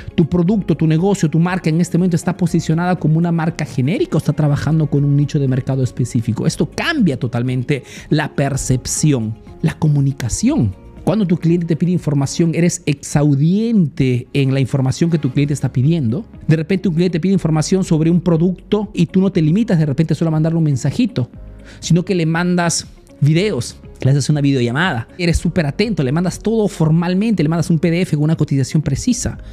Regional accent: Peru; now in Italy

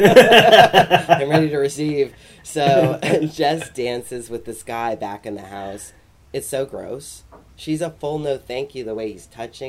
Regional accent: United States; as an American person

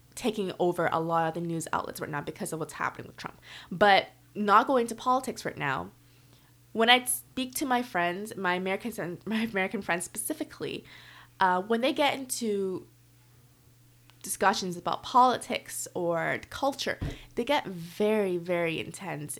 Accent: Canada; moved away as an adult; now in Korea; I'm from Canada

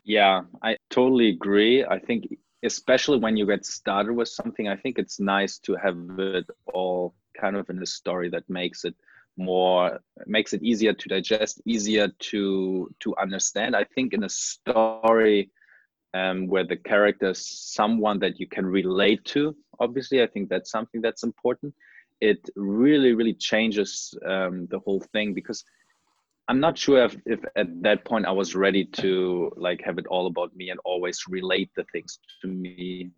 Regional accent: Germany; moved away as an adult; also born or lived in Hawaii / Sintra; after I finished high school in Germany, I went to college in Hawaii

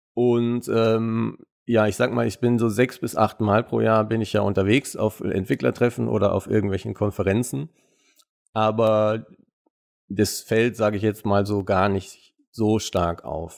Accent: Munich, Bavaria, Germany; Ich bin ja, wie gesagt, in München geboren und aufgewachsen

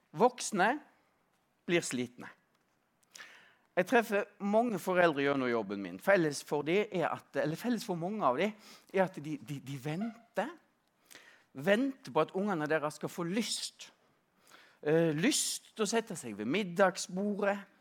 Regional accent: Stord, Vestland, Norway; now in Oslo, Norway; På Vestlandet, på Stord, der jeg, der jeg kommer fra, Eh, nærmere bestemt på 70- og 80-tallet

